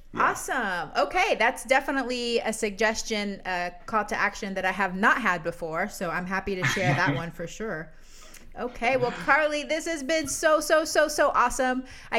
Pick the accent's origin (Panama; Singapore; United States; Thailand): Panama